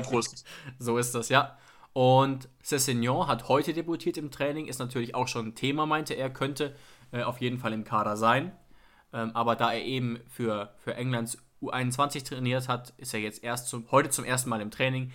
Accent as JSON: {"language": "German", "country": "Germany", "tie": "born or raised there", "said": "ich bin zufällig in Deutschland geboren"}